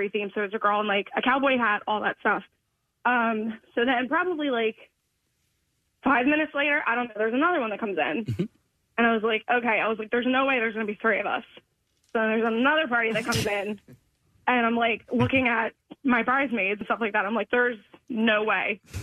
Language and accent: English; New Jersey, United States; I'm from New Jersey